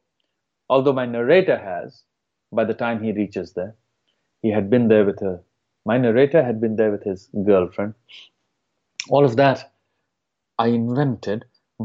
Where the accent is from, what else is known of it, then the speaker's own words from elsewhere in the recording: India; moved away; my hometown in India